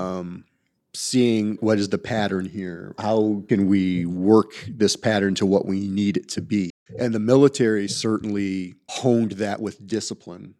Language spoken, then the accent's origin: English; Toledo, Ohio, United States; now in Atlanta, United States; I grew up in Toledo, Ohio.